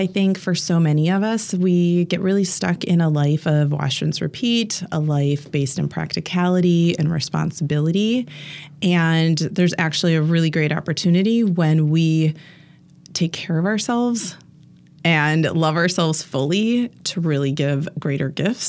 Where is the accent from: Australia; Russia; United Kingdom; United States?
United States; near Green Bay, Wisconsin; moved away as an adult; also born or lived in Milwaukee area; now in Milwaukee, United States; I grew up near Green Bay, so I am a diehard Packer fan